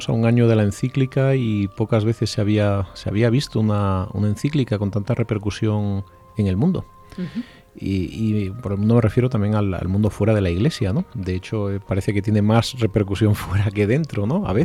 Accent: Spain; El resto somos españoles.

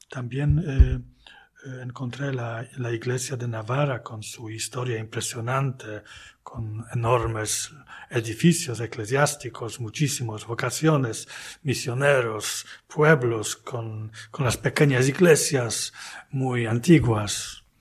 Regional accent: Poznań, Greater Poland, Poland; Spanish is a second language; Pero eh, la de, de, Poznan, yo puedo decir que es, es mi tierra, ¿no? Eh, son mis raíces.

